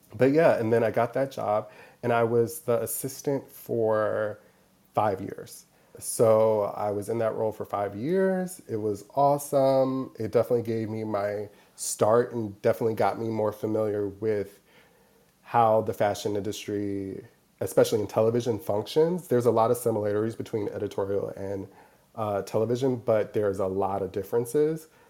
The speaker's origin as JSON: {"language": "English", "town": "Milwaukee", "region": "Wisconsin", "country": "United States", "tie": "born or raised there", "also_born_or_lived": "Madison, Wisconsin", "moved": "as an adult", "lives_now": "New York, United States", "said": "originally I'm from Milwaukee, Wisconsin, born and raised."}